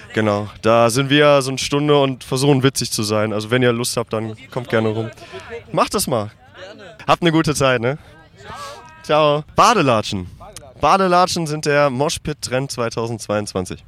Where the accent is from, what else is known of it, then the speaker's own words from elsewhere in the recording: North Rhine-Westphalia, Germany; now in Hanover, Germany; Ich komme vom Niederrhein, NRW